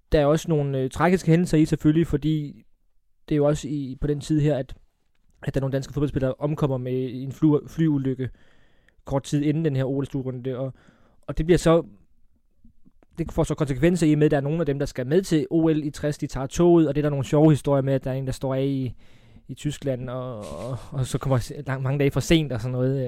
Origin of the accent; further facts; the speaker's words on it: Funen, Southern Denmark, Denmark; folk kan jo høre på mig, jeg er fra Fyn